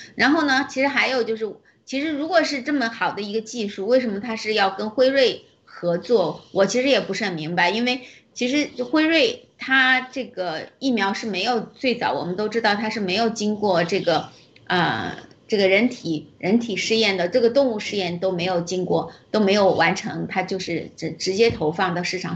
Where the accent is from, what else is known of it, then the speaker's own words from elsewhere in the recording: China; 我们中国人民